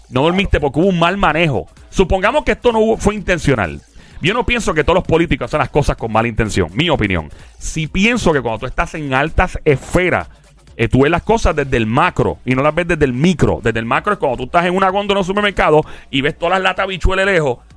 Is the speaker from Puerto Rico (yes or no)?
yes; Puerto Rico; yo soy ex diáspora puertorriqueña